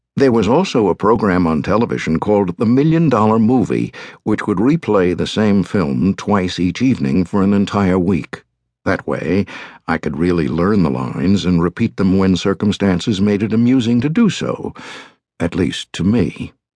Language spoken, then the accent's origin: English; New York City, New York, United States; I was born on October twenty-second, nineteen thirty-nine, at Lenox Hill Hospital, located on Manhattan's Upper East Side